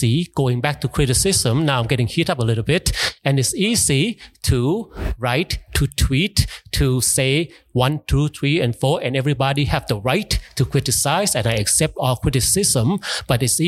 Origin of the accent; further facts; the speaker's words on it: United States; I grew up in the States.